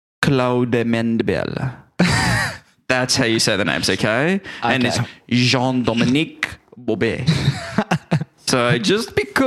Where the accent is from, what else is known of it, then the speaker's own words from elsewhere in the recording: Australia; we're Australian